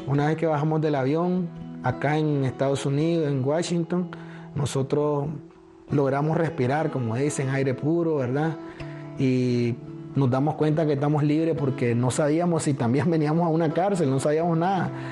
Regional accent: Nicaragua; moved away as an adult; now in United States; nosotros siempre somos nicaragüenses. Nacimos en Nicaragua

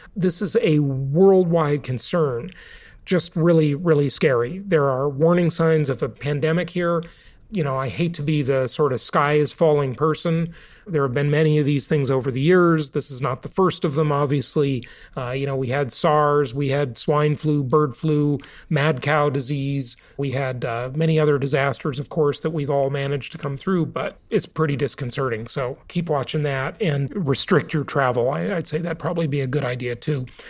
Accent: California, United States; born or raised there; moved away

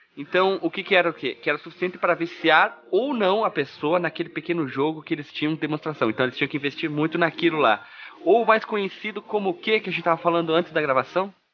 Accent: Brazil; A gente é brasileira, colono grosso

